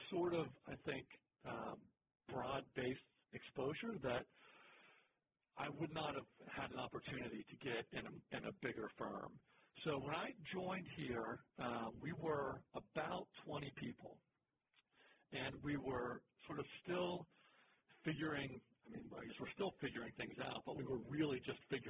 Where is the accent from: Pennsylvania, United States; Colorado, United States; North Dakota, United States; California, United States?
Pennsylvania, United States; Pittsburgh; moved away as an adult; now in Atlanta, United States; I'm from Pittsburgh originally, but I came down to Atlanta.